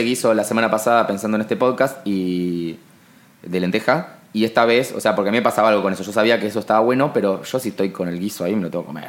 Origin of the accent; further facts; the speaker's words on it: Buenos Aires, Argentina; porteños de eh, clase alta como nosotros